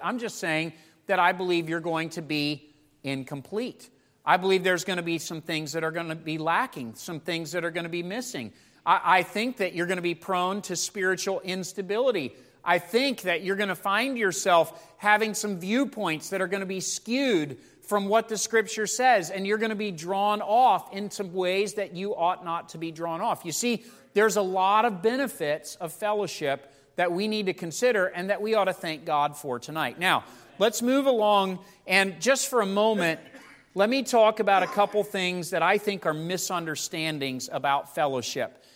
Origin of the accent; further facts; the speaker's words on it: United States; as American Christians